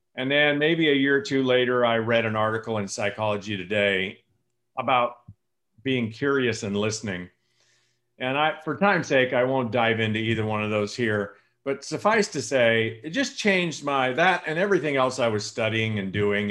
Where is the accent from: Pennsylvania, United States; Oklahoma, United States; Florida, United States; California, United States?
California, United States; San Joaquin Valley; moved away as an adult; also born or lived in Coeur d'Alene, Idaho; now in Lanai, United States; I grew up in the San Joaquin Valley of California